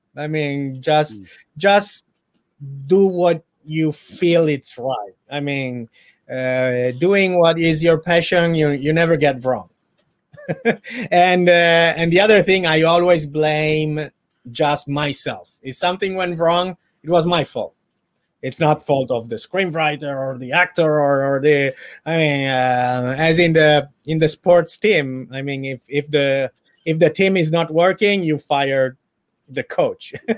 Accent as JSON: {"language": "English", "town": "Turin", "region": "Piedmont", "country": "Italy", "tie": "born or raised there", "second_language": "English", "moved": "as an adult", "lives_now": "Los Angeles, United States", "said": "my hometown in Italy, from Turin"}